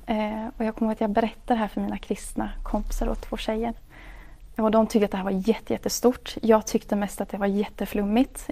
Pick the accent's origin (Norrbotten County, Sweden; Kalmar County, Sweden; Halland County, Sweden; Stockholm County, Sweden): Kalmar County, Sweden; Hultsfred; also born or lived in Umeå / Mantorp; i Hultsfred är jag uppväxt